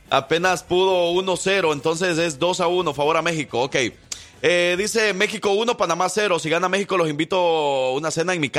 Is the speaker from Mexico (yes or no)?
no; El Salvador; aunque yo soy el salvadoreño, él es el que me debía las pupusas a mí